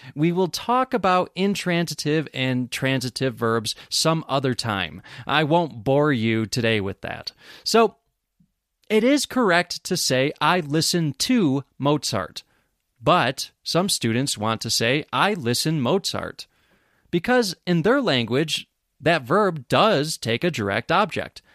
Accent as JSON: {"language": "English", "town": "Rochester", "region": "New York", "country": "United States", "tie": "born or raised there", "moved": "as an adult", "lives_now": "Bisbee, United States", "said": "I live in Bisbee, Arizona, United States of America. But I grew up in Rochester, New York"}